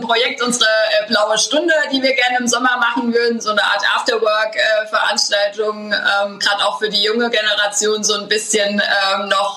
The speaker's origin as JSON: {"language": "German", "town": "Schornsheim", "region": "Rhineland-Palatinate", "country": "Germany", "tie": "born or raised there"}